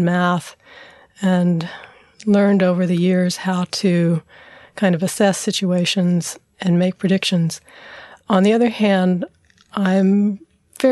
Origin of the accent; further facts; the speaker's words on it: San Antonio, Texas, United States; moved away as an adult; also born or lived in Dallas, Texas / Claremont, California; I grew up in San Antonio, Texas, and spent my first 18 years there